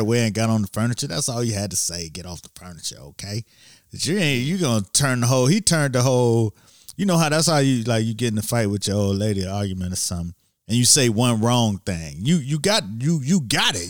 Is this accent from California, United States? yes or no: no; Miami, Florida, United States; I'm from Miami